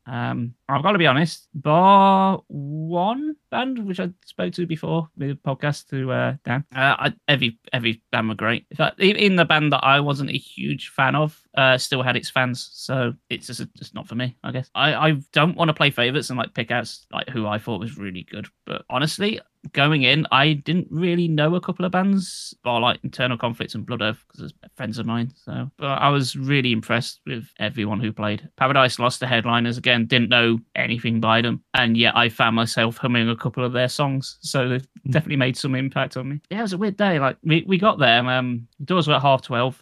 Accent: United Kingdom; That's me being British.

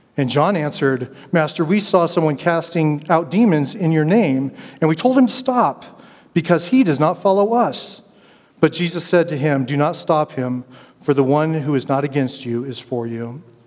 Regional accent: Denver, Colorado, United States; I grew up in Denver, Colorado

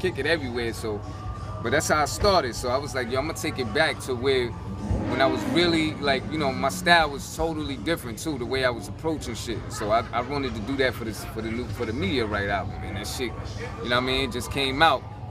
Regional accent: New York City, New York, United States; I'm from Crown Heights

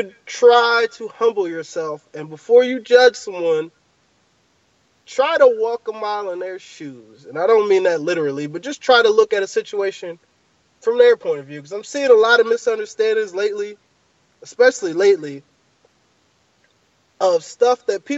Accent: United States; I'm from America

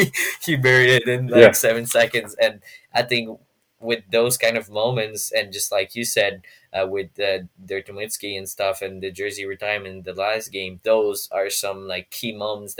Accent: Montreal, Quebec, Canada; I'm from Montreal

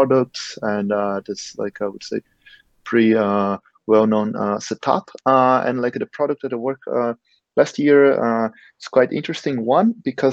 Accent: Brazil; moved away as an adult; now in Germany; I come from Brazil

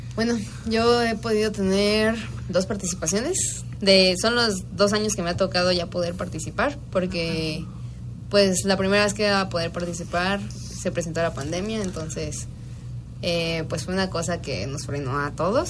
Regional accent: Guanajuato, Mexico; soy de Guanajuato

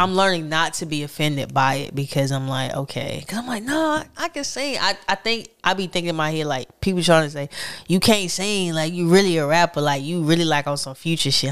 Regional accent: Raleigh, North Carolina, United States; I grew up on Raleigh heavily

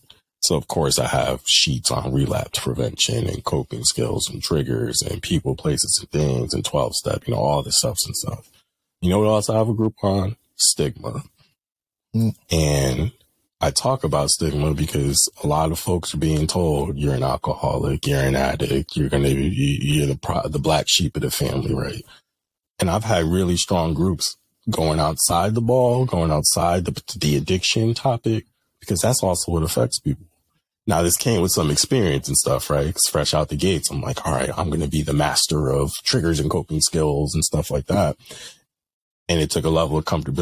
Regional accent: Bridgeport, Connecticut, United States; I'm from Bridgeport.

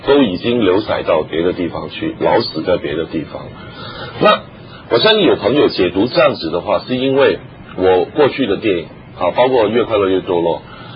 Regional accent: Hong Kong; 我记得小时候，嗯。我不是上海人，我是广东人，但是我念培盛，那个嗯。不错的学校。对，一个基督教的学校

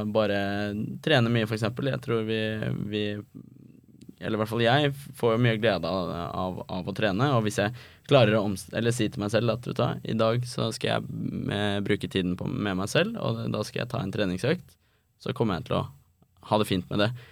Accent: Oslo, Norway; now in Copenhagen, Denmark; når jeg er hjemme i Oslo

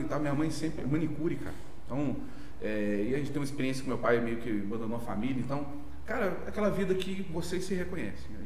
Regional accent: Volta Redonda, Rio de Janeiro, Brazil; Eu nascido e criado em, Volta Redonda

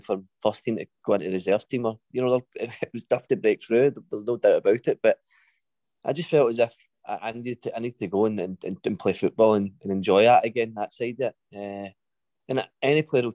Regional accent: Greenock, Scotland, United Kingdom; It's my hometown club. It's a team that I watched growing up

